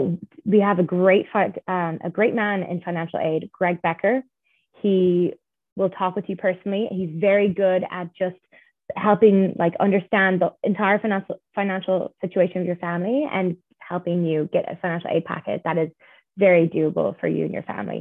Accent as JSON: {"language": "English", "country": "Ireland", "said": "I'm from Ireland"}